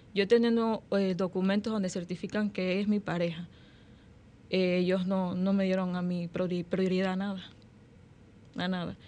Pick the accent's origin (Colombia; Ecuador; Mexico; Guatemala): Ecuador; now in Dominican Republic; yo soy ecuatoriana